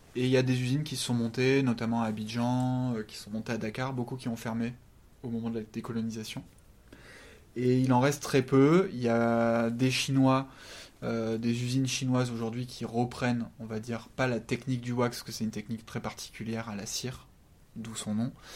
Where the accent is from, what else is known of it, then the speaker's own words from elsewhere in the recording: France; on est français